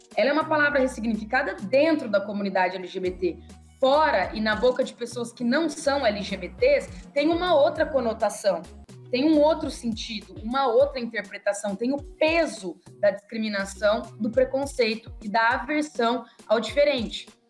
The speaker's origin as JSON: {"language": "Portuguese", "town": "Sertanópolis", "region": "Paraná", "country": "Brazil", "tie": "born or raised there", "moved": "yes", "said": "de Sertanópolis, né? Que é a cidade de, onde eu cresci"}